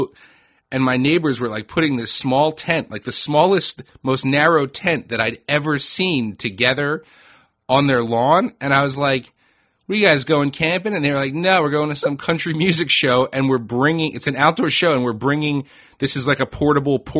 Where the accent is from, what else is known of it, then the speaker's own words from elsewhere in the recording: Northeast, United States; I'm born and raised in the Northeast too